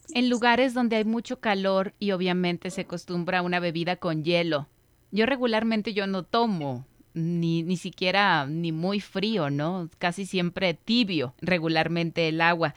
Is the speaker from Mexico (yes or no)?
yes; Mexico; Como cultura mexicana